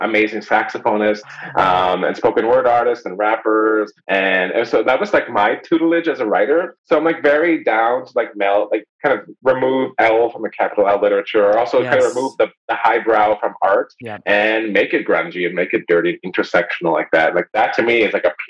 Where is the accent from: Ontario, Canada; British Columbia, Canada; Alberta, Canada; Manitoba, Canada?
Manitoba, Canada; Winnipeg; I grew up like in Winnipeg